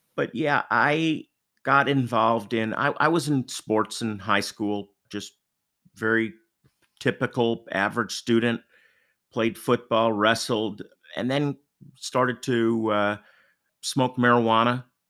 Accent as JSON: {"language": "English", "town": "Rochester", "region": "New York", "country": "United States", "tie": "born or raised there", "also_born_or_lived": "Jacksonville / Russia", "moved": "as an adult", "lives_now": "Phoenix, United States", "said": "I grew up in, in upstate New York in Rochester"}